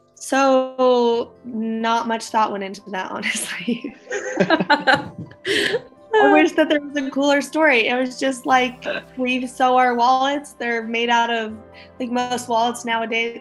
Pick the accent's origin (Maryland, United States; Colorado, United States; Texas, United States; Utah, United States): Utah, United States; also born or lived in Hawaii; we're from Utah. We moved back to Utah after my husband graduated